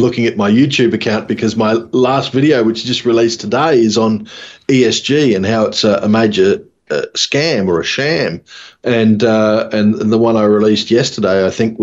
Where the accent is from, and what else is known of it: Mackay, Queensland, Australia; born or raised there